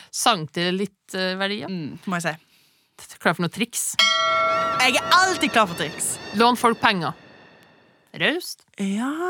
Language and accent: Norwegian; Levanger, Trøndelag, Norway; Jeg er fra Levanger, en by fullt av anger.